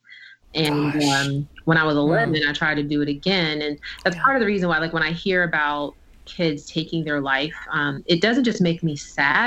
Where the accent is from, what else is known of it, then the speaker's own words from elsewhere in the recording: New Jersey, United States; I was born in the summer of 1982 in New Jersey